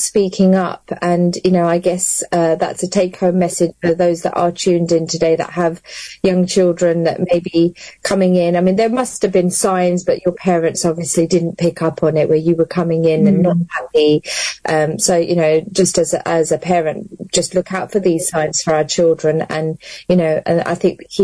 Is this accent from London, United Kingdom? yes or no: yes; London, United Kingdom; now in Luton, United Kingdom; I grew up born and bred in London and then came to Luton.